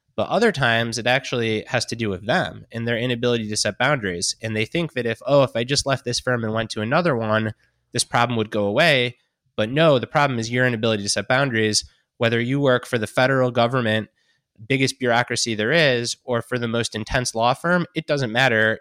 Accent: Detroit, Michigan, United States; born and raised in Detroit, growing up a Detroit Lions fan

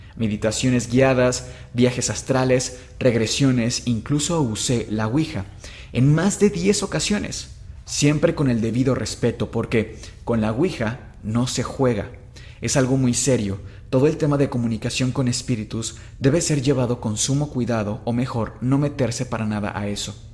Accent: Mexico

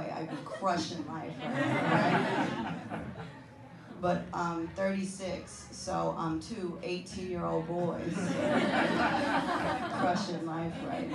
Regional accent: Texas, United States; moved away; I am originally from Texas

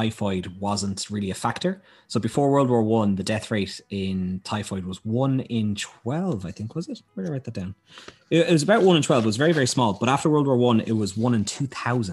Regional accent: Dunboyne, County Meath, Ireland

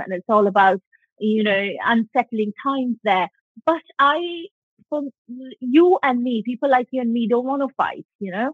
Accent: West Bengal, India; moved away as an adult; now in United Kingdom; I grew up in Bengal

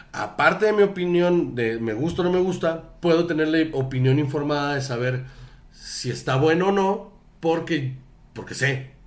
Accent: Sonora, Mexico; moved away; yo soy de, Sonora.

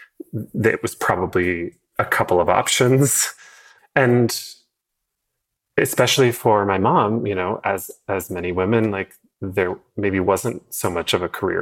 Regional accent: Portland, Oregon, United States; So yeah, so I grew up in Portland before Portland was like cool

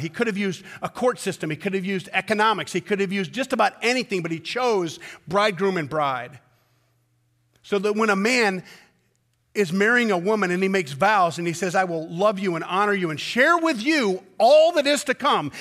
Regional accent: United States

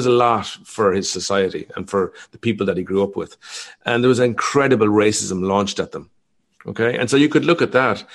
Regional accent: Ireland; I grew up in Ireland

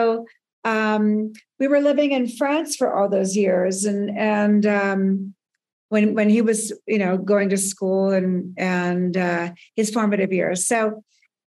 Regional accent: Burbank, California, United States; I grew up in Southern California

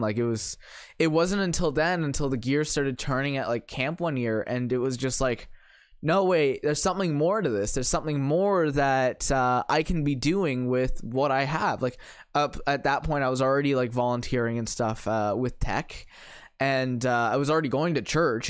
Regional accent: St. Catharines, Ontario, Canada; I grew up in Saint Catharines

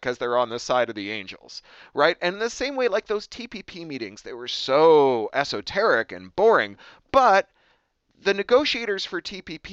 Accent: Canada; also born or lived in United Kingdom; now in United States; I'm from Canada. I lived in the UK for 13 years. Now I live here in the US

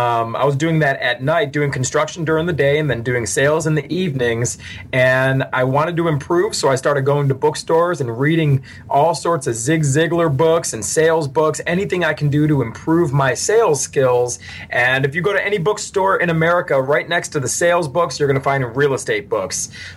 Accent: Cleveland, Ohio, United States; moved away; I'm from Cleveland, Ohio, born and raised originally.

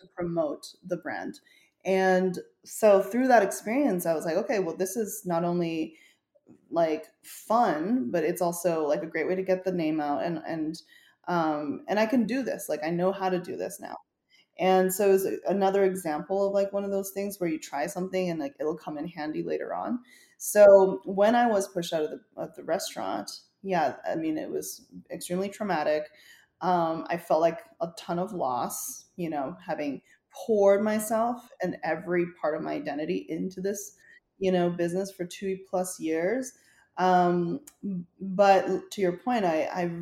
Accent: Chengdu, Sichuan, China; moved away; also born or lived in Canada; my hometown, Chengdu, in Sichuan province

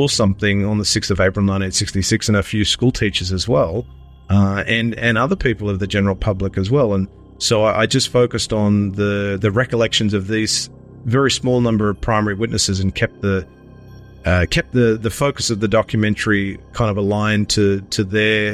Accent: Sydney, New South Wales, Australia; now in Melbourne, Australia; I'm originally from Sydney, but living in Melbourne

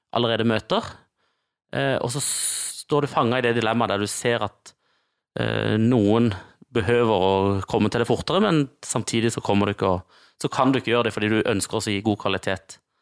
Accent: Kristiansand, Agder, Norway; Markens, der jeg kommer fra

